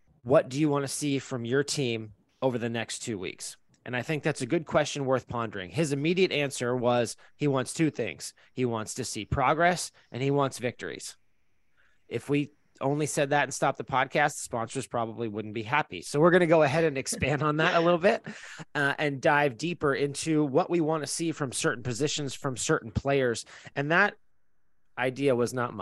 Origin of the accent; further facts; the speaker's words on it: San Diego, California, United States; moved away; we're from San Diego